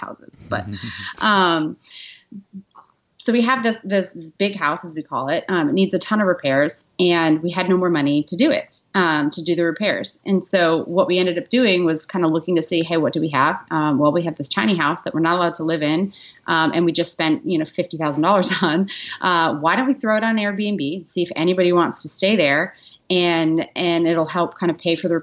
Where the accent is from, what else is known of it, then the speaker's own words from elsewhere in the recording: New York, United States; also born or lived in Washington, D.C.; now in Nashville, United States; I'm from New York and I lived in D.C. For 8 years